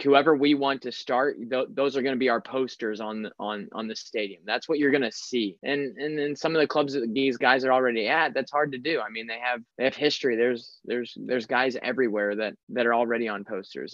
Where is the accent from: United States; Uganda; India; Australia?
United States; I'm an American U S citizen